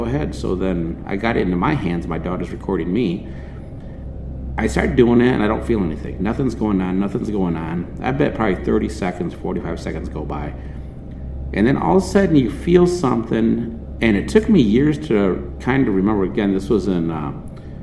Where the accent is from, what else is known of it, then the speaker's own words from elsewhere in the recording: Michigan, United States; we're from Michigan.